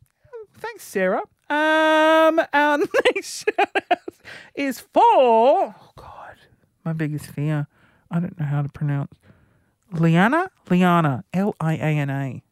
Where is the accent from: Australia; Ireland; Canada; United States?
Australia; Sydney, New South Wales; Sydney. Yeah.